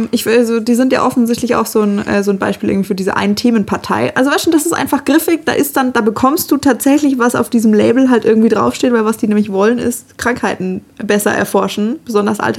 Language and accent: German; Bavaria, Germany; vor allem auch wieder {S0} mit dem meinen Heimatland. Du bist da gerade auch zu Hause, Marc.